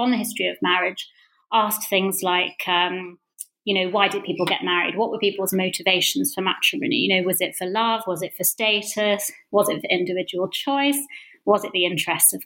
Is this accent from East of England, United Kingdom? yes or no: yes; Bedfordshire, East of England, United Kingdom; moved away as an adult; also born or lived in Sheffield / London; I grew up in Bedfordshire.